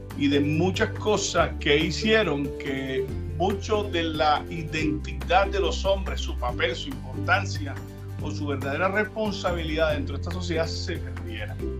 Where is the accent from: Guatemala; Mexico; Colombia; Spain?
Colombia; Cartagena, Bolívar; moved away; nací en Cartagena, Colombia, eh, hace unos 40 años. Básicamente eh, crecí dentro de la iglesia